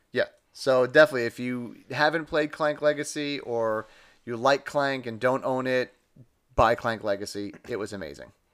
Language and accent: English; New York City, New York, United States; I'm from Staten Island.